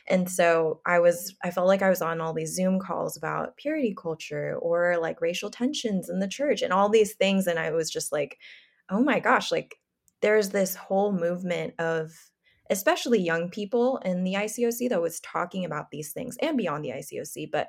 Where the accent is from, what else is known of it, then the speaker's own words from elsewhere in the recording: Philippines; Like I knew Rachel from growing up in the Philippines when we were like literally babies and our parents were in the ministry there.